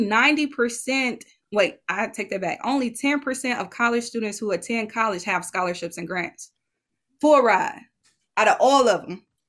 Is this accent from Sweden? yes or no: no; Detroit, Michigan, United States; my hometown detroit michigan